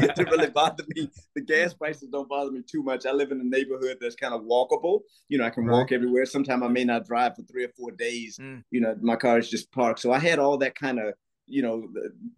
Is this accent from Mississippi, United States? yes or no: yes; Mississippi, United States; moved away as an adult; also born or lived in Georgia / North Carolina / Maryland; now in California, United States; I grew up in Mississippi